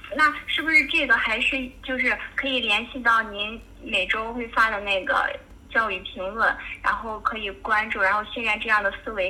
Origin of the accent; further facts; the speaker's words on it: Qingdao, Shandong, China; 我家是山东青岛的